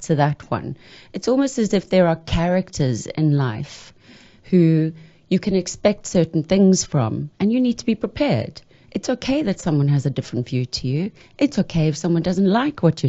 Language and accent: English; South Africa; I'm South African